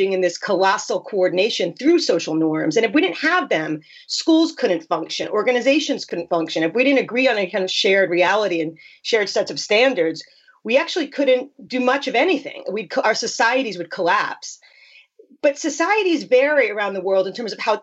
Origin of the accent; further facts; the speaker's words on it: New York, United States; I'm from New York